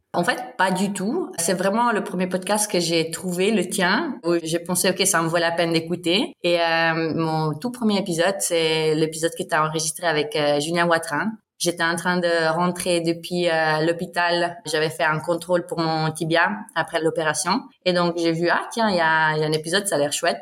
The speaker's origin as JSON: {"language": "French", "region": "Ticino", "country": "Switzerland", "tie": "born or raised there", "also_born_or_lived": "Lausanne", "first_language": "Bosnian, Italian", "second_language": "French", "said": "je viens du Tessin. C'est la plus grande partie où on parle italien. Et après, il y a une petite partie dans les Grisons aussi où, où les gens parlent l'italien. Et donc, euh, j'ai grandi ici"}